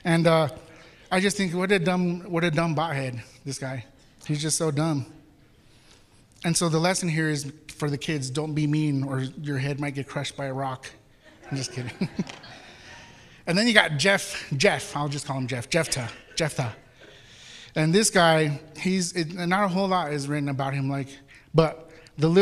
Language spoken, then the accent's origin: English; Mexico City, Mexico; moved away; I'm from Mexico City where we say Chihuahua